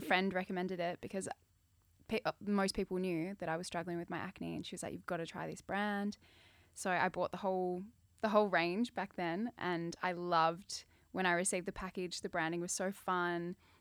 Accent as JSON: {"language": "English", "town": "Adelaide", "region": "South Australia", "country": "Australia", "tie": "born or raised there", "said": "I grew up in Adelaide"}